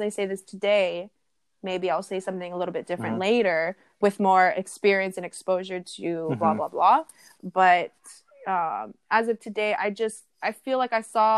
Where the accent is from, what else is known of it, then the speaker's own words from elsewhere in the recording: Hawaii, United States; I'm Hawaiian Samoan, I'm not Tahitian, but it, you know, it's our cousins for sure.